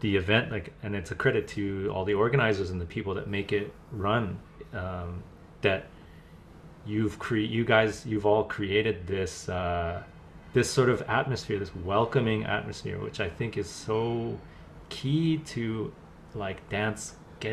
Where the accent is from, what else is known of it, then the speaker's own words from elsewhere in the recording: Vancouver, British Columbia, Canada; growing up in Vancouver